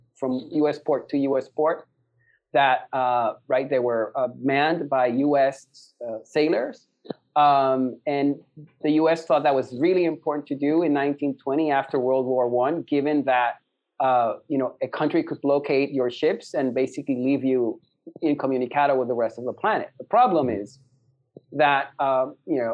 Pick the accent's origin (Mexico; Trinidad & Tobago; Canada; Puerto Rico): Puerto Rico; San Juan; moved away; I'm born and raised in San Juan, Puerto Rico